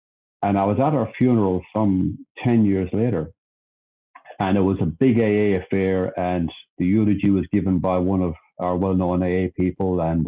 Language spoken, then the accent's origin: English; Sydney, New South Wales, Australia; we moved across Sydney. So I was from the Southern Shire, right down the bottom, and I went across to the other side.